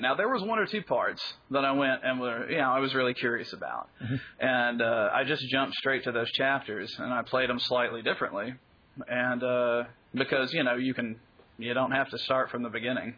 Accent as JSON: {"language": "English", "town": "Birmingham", "region": "Alabama", "country": "United States", "tie": "born or raised there", "moved": "yes", "said": "I'm from Birmingham, Alabama originally"}